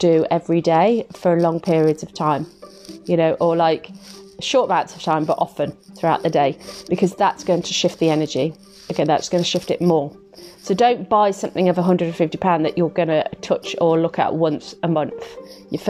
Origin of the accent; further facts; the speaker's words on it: Midlands, United Kingdom; I'm from the Midlands